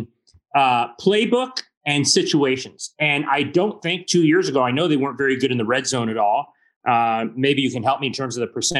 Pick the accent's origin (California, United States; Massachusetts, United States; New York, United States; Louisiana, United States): California, United States; Laguna Beach; I grew up in Laguna Beach.